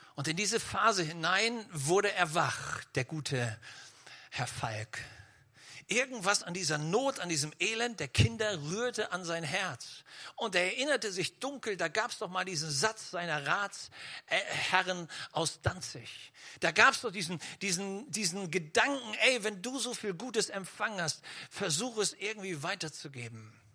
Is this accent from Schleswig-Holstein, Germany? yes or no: yes; Schleswig-Holstein, Germany; ich komme ja aus Schleswig-Holstein